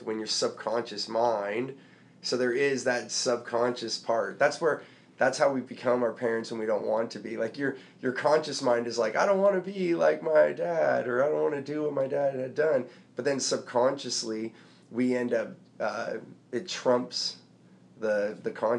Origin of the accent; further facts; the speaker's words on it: San Jose, California, United States; we grew up in San Jose